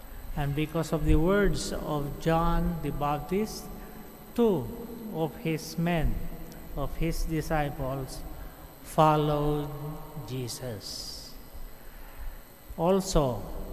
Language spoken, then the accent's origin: English; Abra, Cordillera Administrative Region, Philippines; I am a priest from Northern Philippines, Diocese of Banged, Abra